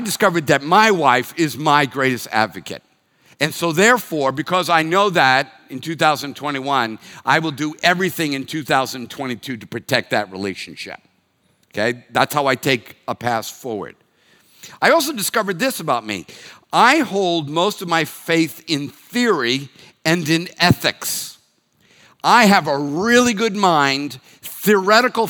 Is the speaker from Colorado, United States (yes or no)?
no; Reading, Massachusetts, United States; first language English; moved away; I'm from Reading, Massachusetts